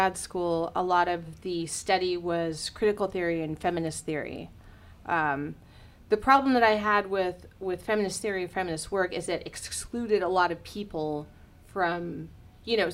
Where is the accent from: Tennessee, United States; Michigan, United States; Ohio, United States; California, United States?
California, United States; Huntington Beach; I grew up in Huntington Beach, which was very, very white and very Christian.